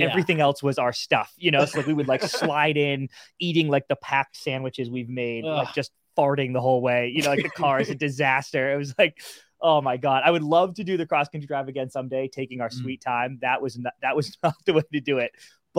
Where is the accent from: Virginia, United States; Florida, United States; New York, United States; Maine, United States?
Maine, United States; moved away as an adult; also born or lived in Los Angeles; we're from New England, grew up most of our lives in Maine. Getting out of college and everything, we had some job opportunities in LA. So we did the thing, dude, packed up the car in York, Maine, and bombed all the way to Los Angeles.